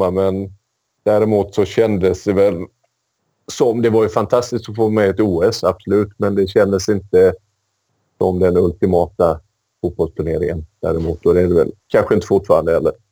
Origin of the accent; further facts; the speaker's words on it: Sweden; som svensk så är det ju oerhört kul att vi, att vi lyckas ta oss till, till VM igen.